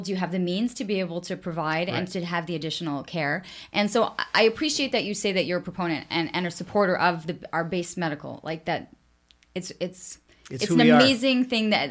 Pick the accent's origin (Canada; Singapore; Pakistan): Canada; also born or lived in United States; being Canadian